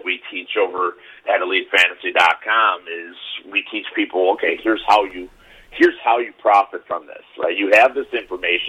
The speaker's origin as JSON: {"language": "English", "town": "Chicago", "region": "Illinois", "country": "United States", "tie": "born or raised there", "said": "I grew up in Chicago myself, and you know, my Southside team wasn't very good, the White Sox"}